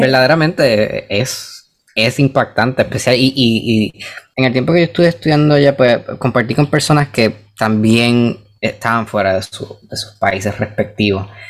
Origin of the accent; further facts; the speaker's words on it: Puerto Rico; si aquí yo soy puertorriqueño, en el, momento que yo me salgo de la isla y piso otro sitio, soy extra puertorriqueño